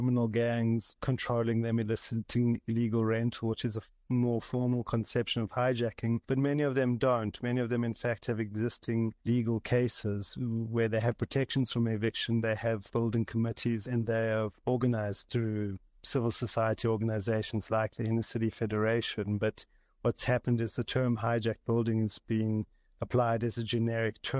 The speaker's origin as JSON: {"language": "English", "town": "Johannesburg", "region": "Gauteng", "country": "South Africa", "tie": "born or raised there", "said": "I'm from Johannesburg. I grew up in different parts of the city, in Yeovil and Kensington."}